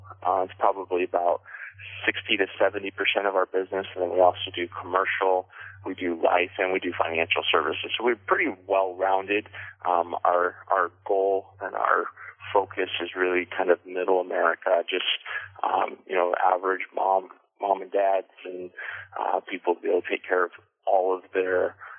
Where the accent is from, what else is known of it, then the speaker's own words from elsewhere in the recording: Everett, Washington, United States; also born or lived in Colorado / Canada; I'm from Washington, but I'm not from Linden. You know, I was born down in Everett. Washington, and kind of moved around a bit growing up. I lived in Colorado, lived up in Canada for a few years.